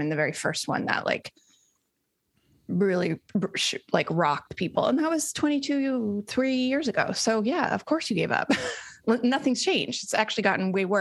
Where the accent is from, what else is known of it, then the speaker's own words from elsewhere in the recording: Colorado, United States; moved away as an adult; now in Massachusetts, United States; I grew up in Colorado